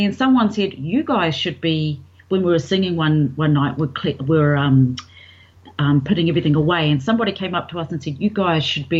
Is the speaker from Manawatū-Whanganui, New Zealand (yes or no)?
yes; Levin, Manawatū-Whanganui, New Zealand; Well, I'm from New Zealand.